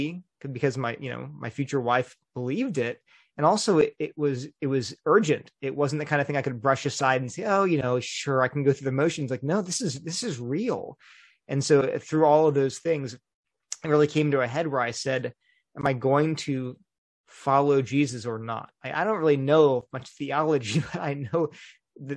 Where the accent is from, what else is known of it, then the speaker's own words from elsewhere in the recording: United States; I'm an American.